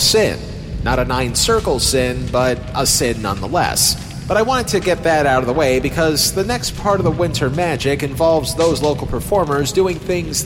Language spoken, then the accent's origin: English; New York, United States; I'm from New York State